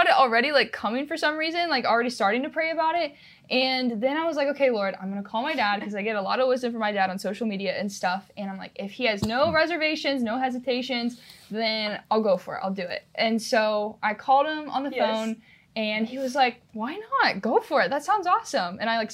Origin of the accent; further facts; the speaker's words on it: Ohio, United States; I am from Ohio.